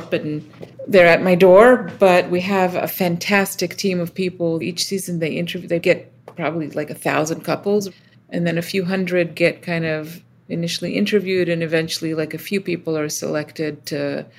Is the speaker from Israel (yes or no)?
yes; Israel; moved away as an adult; now in United States; I was born in the States and then moved to Israel as a kid, and then lived in a few other places, and then ultimately came back to the States for grad school.